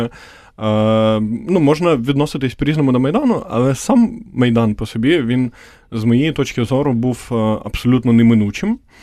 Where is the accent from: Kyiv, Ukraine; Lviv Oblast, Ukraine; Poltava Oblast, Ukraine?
Poltava Oblast, Ukraine; Poltava; я сам з Полтави, це типу відносно такий центр схід